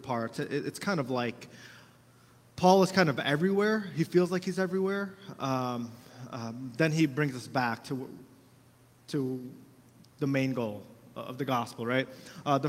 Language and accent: English; United States; we got a lot of rights as Americans